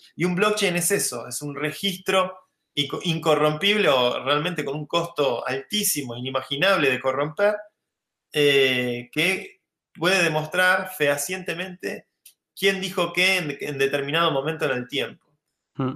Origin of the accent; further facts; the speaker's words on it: Argentina; now in Madrid, Spain; Yo soy argentino